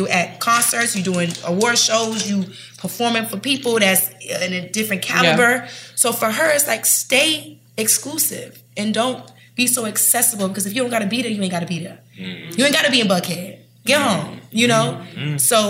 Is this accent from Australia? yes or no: no; Jamaica; I'm Caribbean too, so anything a vibe.